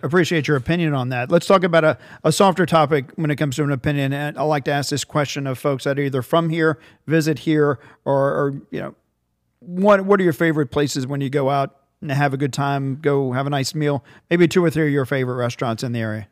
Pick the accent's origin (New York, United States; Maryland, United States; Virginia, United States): Virginia, United States; Virginia Beach; moved away; as a kid growing up in Virginia Beach, I grew up in Virginia